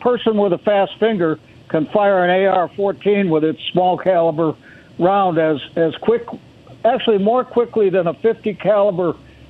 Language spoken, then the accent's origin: English; St. Paul, Minnesota, United States; I'm from St. Paul.